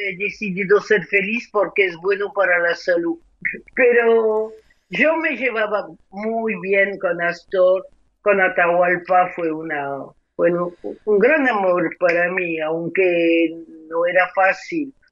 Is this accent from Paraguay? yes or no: no; France; also born or lived in Argentina; llego a Argentina, soy argentina, vuelvo a Francia, soy